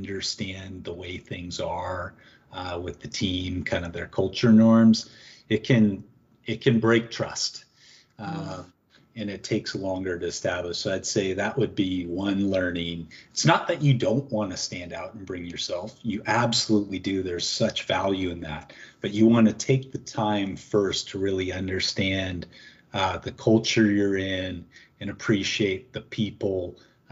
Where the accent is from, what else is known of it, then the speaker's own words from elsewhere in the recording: Seattle, Washington, United States; moved away as an adult; also born or lived in Geneva, Switzerland; now in Toronto, Canada; being a American born and raised in Seattle who never lived outside the U.S., let alone really the Washington state